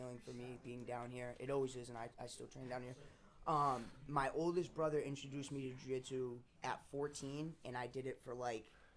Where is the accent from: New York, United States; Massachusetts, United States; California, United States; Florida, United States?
Massachusetts, United States; Sagamore Beach; also born or lived in Boston; I was born in Boston, but I grew up in, Sagamore Beach.